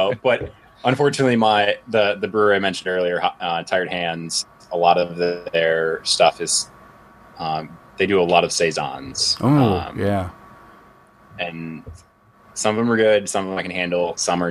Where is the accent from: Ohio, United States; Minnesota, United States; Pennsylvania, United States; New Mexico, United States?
Ohio, United States; moved away; also born or lived in Philadelphia; So growing up in Ohio